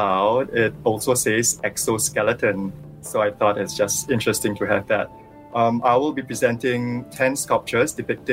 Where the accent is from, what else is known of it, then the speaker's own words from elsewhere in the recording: Singapore; I was born and raised here in Singapore